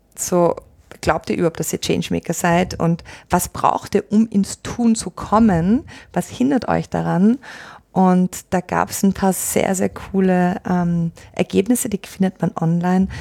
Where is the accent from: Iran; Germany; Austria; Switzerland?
Austria; also born or lived in Australia; gebürtige Australierin, aufgewachsen in Österreich. Das ist, wo ich herkomme